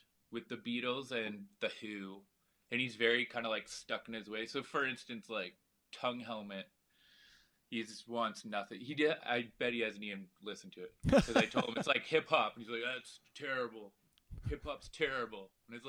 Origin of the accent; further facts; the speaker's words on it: London, Ontario, Canada; London, Ontario.